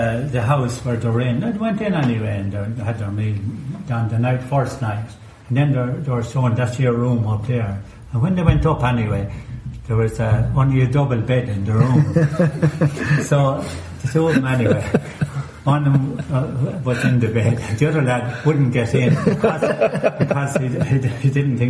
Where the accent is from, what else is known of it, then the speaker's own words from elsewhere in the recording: United States; Hearing this cuckoo inside the room, it's new to me, that kind of technology. I'm from America.